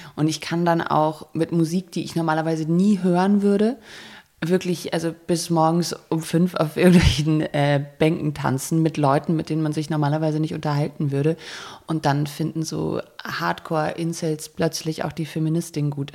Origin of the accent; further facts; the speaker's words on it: Germany; also born or lived in Berlin; als Deutsche